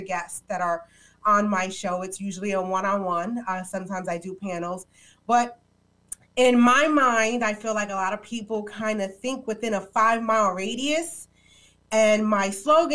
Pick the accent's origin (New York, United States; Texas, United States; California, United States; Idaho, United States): New York, United States; New York City; moved away as an adult; now in New Jersey, United States; I am a New Yorker. I'm a Bronx girl, born and raised, now residing in Jersey